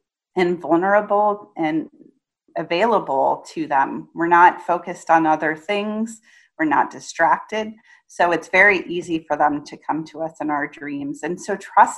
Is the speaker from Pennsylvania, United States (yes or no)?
no; Indiana, United States; I grew up in Indiana